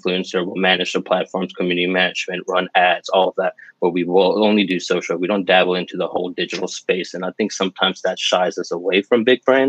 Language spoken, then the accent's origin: English; Birmingham, Alabama, United States; also born or lived in New Orleans, Louisiana; I'm from Birmingham, Alabama. I was born in New Orleans.